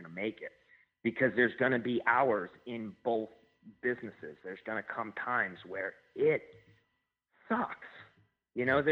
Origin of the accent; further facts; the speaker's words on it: Albany, New York, United States; now in Saratoga Springs, United States; I'm from Albany, yep, and I live currently in Saratoga Springs.